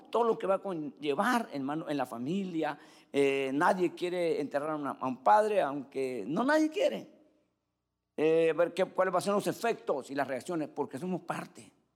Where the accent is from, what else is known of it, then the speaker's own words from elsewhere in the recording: Cuba; yo en Cuba